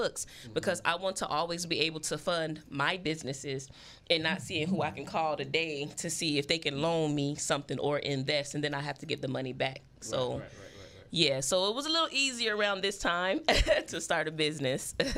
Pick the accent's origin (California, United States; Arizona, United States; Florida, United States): Arizona, United States; Phoenix; growing up in South Phoenix